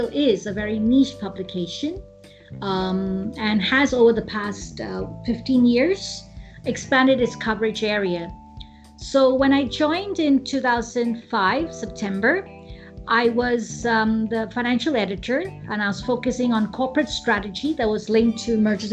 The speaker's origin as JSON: {"language": "English", "country": "Hong Kong", "tie": "born or raised there", "moved": "as an adult", "lives_now": "India", "said": "I was born and brought up in Hong Kong, and majority of my schooling has taken place"}